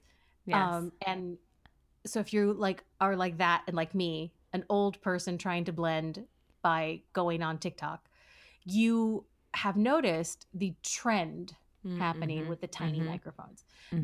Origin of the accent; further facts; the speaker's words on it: United States; I'm an American and we are woefully behind in bidet technology, bidet culture, bidet life.